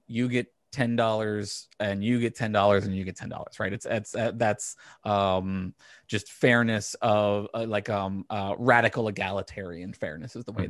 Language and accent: English; Virginia, United States; growing up in Virginia